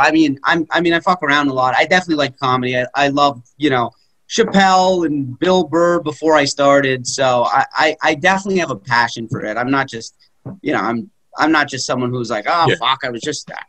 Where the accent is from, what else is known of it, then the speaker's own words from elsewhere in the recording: Toronto, Ontario, Canada; moved away as an adult; now in New York, United States; I'm from Toronto. I'm from, Canada